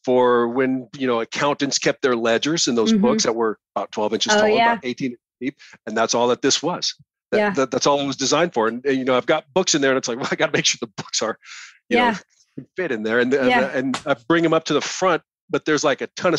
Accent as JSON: {"language": "English", "region": "rural Nebraska", "country": "United States", "tie": "born or raised there", "said": "That's where I grew up. I grew up in Nebraska, and out in rural Nebraska"}